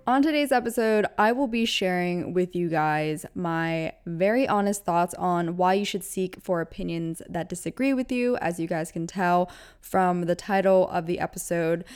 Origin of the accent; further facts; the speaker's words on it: United States; I was born in America